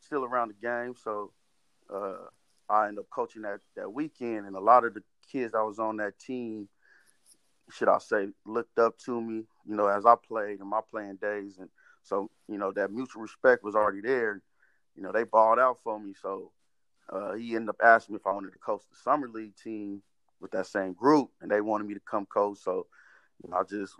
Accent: Fresno, California, United States; growing up in Southwest Fresno

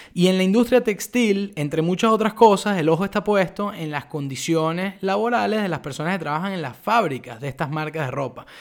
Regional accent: Venezuela; moved away as an adult; now in Buenos Aires, Argentina; yo soy venezolano

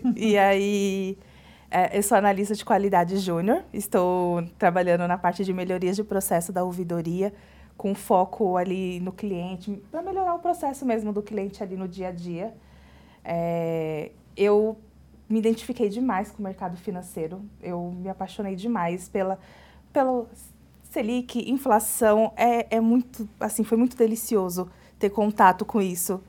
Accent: Bahia, Brazil; moved away as an adult; now in São Paulo, Brazil; eu sou baiana, né, mas moro em São Paulo. E engraçado que quando eu morava na Bahia

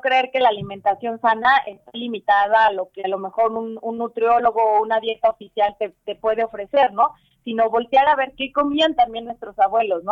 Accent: Tlaxcala, Mexico; soy originaria de, de aquí de Tlaxcala, aunque crecí aquí en Tlaxcala

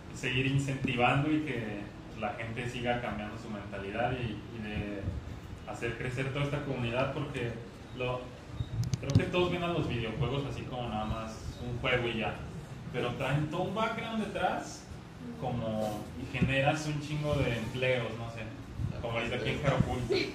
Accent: Guanajuato, Mexico; now in Guadalajara, Mexico; yo soy de Guanajuato

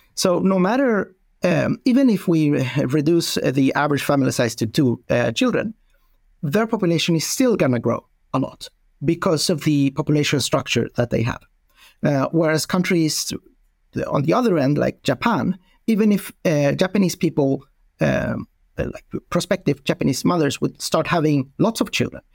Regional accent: Sweden; I'm from Sweden

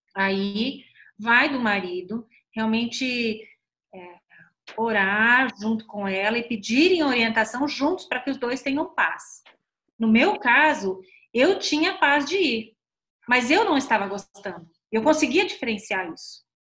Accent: São Paulo, Brazil; moved away as an adult; also born or lived in Paraná / Curitiba; Eu nasci no Paraná, mas eu cresci em São Paulo

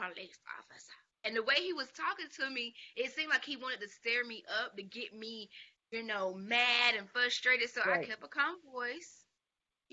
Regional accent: Dublin, Georgia, United States; I was just going back to Savannah State from Dublin. That's where we're from Dublin, Georgia.

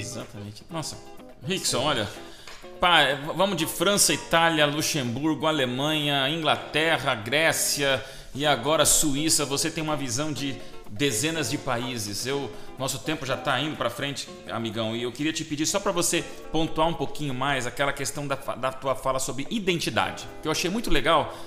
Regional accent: Brazil

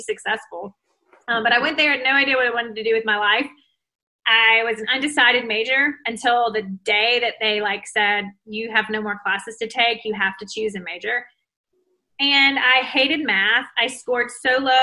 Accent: Mississippi, United States; I'm from Mississippi. So I lived in Mississippi my whole life

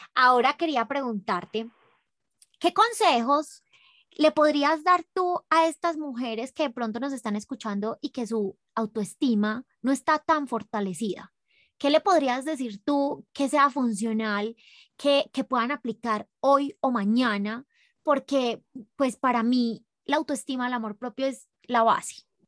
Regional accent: Medellín, Antioquia, Colombia; now in Ecuador; yo soy de Medellín

